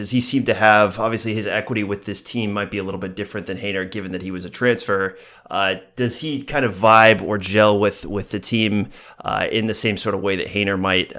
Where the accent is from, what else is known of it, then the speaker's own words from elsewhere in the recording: Seattle, Washington, United States; now in Boston, United States; I grew up in Seattle and now live out in Boston. And so that's definitely the most common question as soon as I tell people that I'm from Seattle.